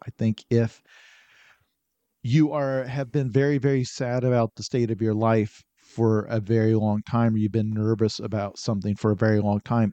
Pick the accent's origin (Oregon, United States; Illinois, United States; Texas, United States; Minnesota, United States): Illinois, United States; southern; In rural Illinois, town of about four thousand people. In, in southern Illinois